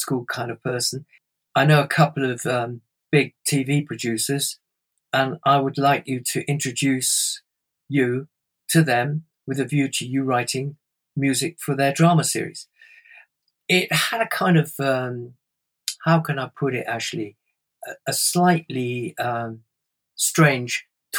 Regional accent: South West England, United Kingdom; I was brought up on Mozart when I was at Dauncey School in Wiltshire

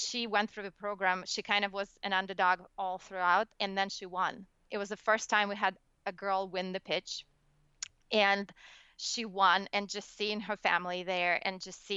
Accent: Russia; born or raised there; English is a second language; moved away as an adult; now in United States

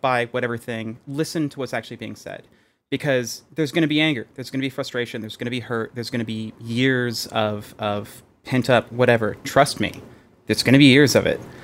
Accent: Texas, United States; Being a Texan, I grew up around guns

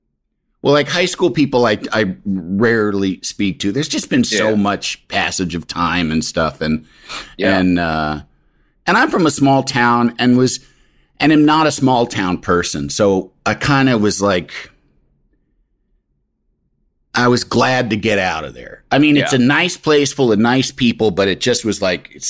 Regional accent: Chicago, Illinois, United States; now in Burbank, United States; I'm from Chicago.

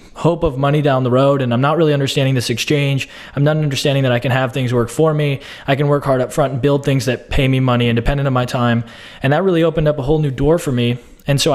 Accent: Austin, Texas, United States; moved away as an adult; also born or lived in Davis, California; I'm from Austin, Texas originally

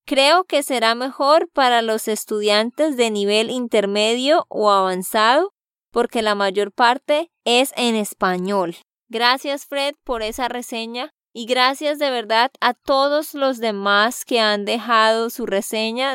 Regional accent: Santander, Colombia; de Santander, Colombia

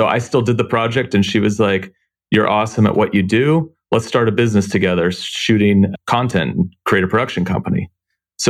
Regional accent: Tacoma, Washington, United States; I grew up in Tacoma, Washington, which is just south of Seattle

